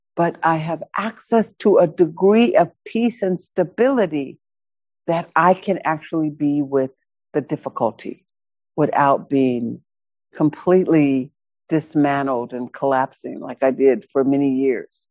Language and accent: English; Seattle, Washington, United States; I grew up in High Point in the projects right over here in West Seattle.